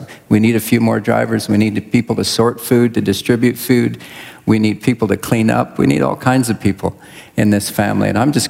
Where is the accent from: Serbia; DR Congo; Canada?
DR Congo; southwestern Congo; I was born and raised in Central Africa, Congo. DR Congo is my country. Over half my life was spent there.